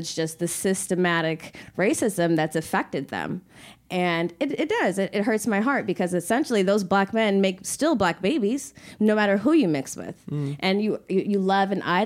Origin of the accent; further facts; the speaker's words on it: United States; we're in America. We're African American